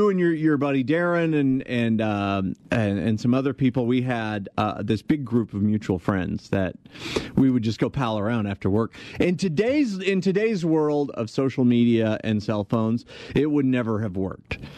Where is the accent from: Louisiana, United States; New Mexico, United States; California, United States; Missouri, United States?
New Mexico, United States; Albuquerque; I'm from Albuquerque, New Mexico.